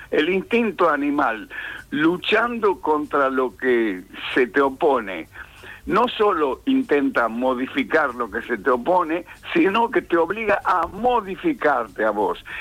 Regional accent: San Miguel de Tucumán, Tucumán, Argentina; yo nací en Tucumán en el año 1934, casi en la prehistoria

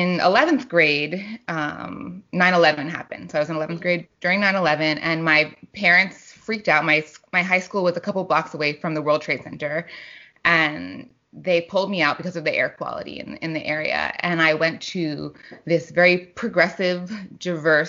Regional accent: New York City, New York, United States; I grew up in New York City

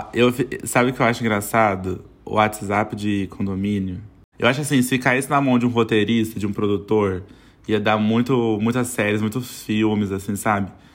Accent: São José dos Campos, São Paulo, Brazil; a gente morava em São José dos Campos, né? Sou de São José

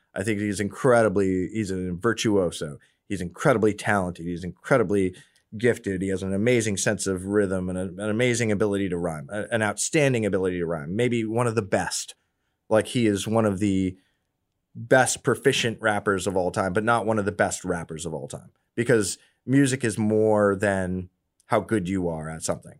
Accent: Washington, District of Columbia, United States; now in Austin, United States; I'm from D C. I'm from the East Coast.

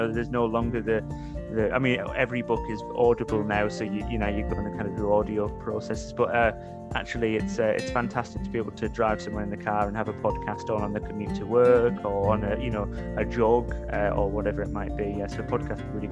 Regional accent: Middlesbrough, North East England, United Kingdom; now in Lincoln, United Kingdom; I'm not actually a Geordie, I'm from Middlesbrough

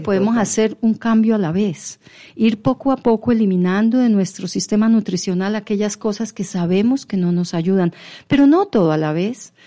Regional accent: Pamplona, Norte de Santander, Colombia; yo vengo de Pamplona y mi papá fue cafetero. Y mm. entonces teníamos una fábrica de café en Pamplona llamada Café Reyes.

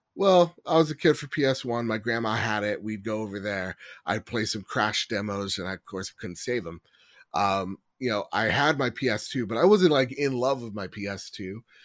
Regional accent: United States; the fifteen plus years as an American

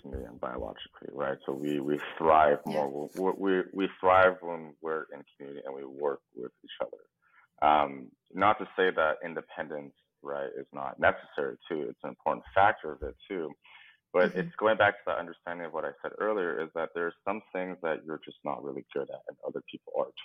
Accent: United States; we have traditional Asian parents, but we grew up here in the West

